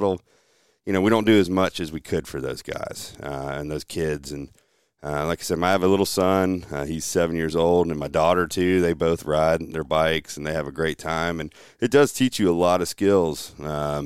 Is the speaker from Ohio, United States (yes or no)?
no; Kinston, North Carolina, United States; I'm from Kinston, born here. Family's still here. I grew up here, went to schools here.